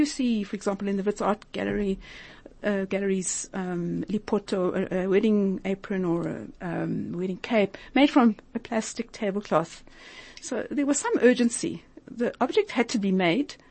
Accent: South Africa; moved away; also born or lived in Israel; I'm strongly Jewish, and I'm strongly South African

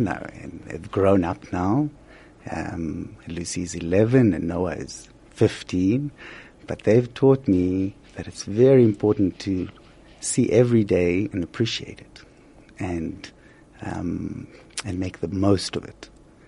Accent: Israel; moved away as an adult; also born or lived in Haifa; now in South Africa; I'm actually from Israel. I was born and raised in Israel. And I studied in Haifa at a place called the Technion

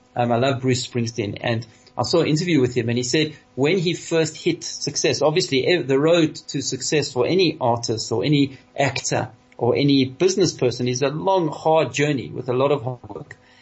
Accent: South Africa; all of us here in South Africa, the South African Jewish community, because uh, we are over 90% Litvaks. Our heritage, we come from Lithuania

